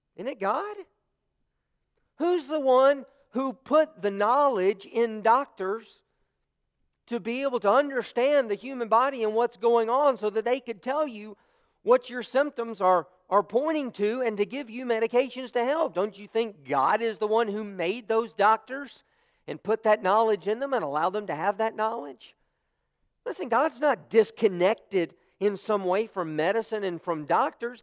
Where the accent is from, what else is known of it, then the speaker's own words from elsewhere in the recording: United States; as American Christians, we say, you know, our faith is, is something personal to us